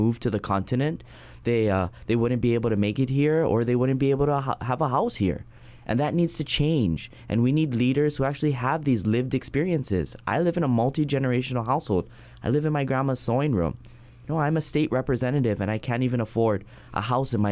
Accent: Hawaii, United States; where are you from? And I would say, Hawaii

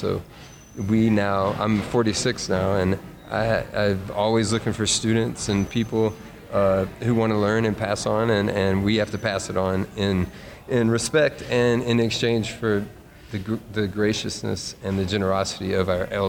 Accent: Memphis, Tennessee, United States; And also, growing up in Memphis, Dad and his friends, the Memphis Bohemians, they had made friends with the Memphis blues musicians.

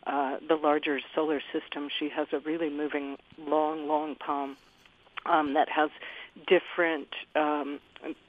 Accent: Utah, United States; I was born and raised in Utah myself

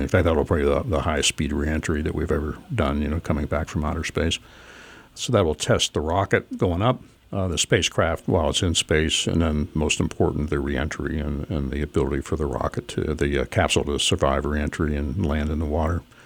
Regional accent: Pittsburgh, Pennsylvania, United States; moved away as an adult; also born or lived in New Jersey; I grew up in Pittsburgh

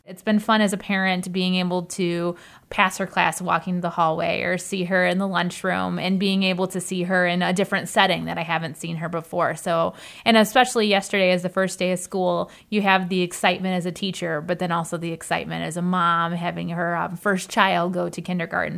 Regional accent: United States; I grew up in the Kinnikinick School District

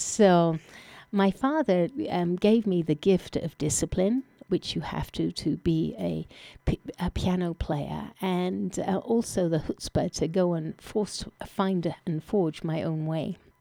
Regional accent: England, United Kingdom; moved away; I was born in England

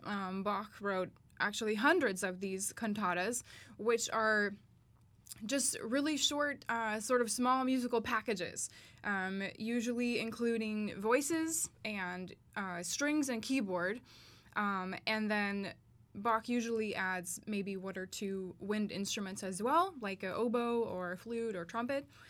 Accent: Starkville, Mississippi, United States; I am from Starkville, Mississippi

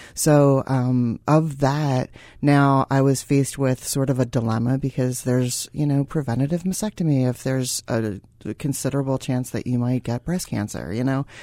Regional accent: Philadelphia, Pennsylvania, United States; I'm from Philadelphia

